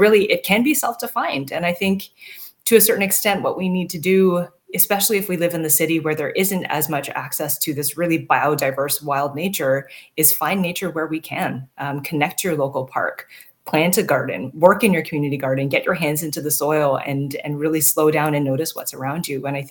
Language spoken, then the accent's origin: English; Toronto, Ontario, Canada; moved away as an adult; also born or lived in Ottawa / Northern BC; now in British Columbia, Canada; I was born and raised in Toronto, actually, and I grew up in a majority white neighborhood in the suburbs of Toronto